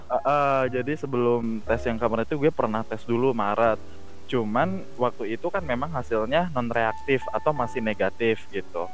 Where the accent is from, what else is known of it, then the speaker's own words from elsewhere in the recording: Cianjur, West Java, Indonesia; gue asli Cianjur, jadi memang orang Sunda Tulen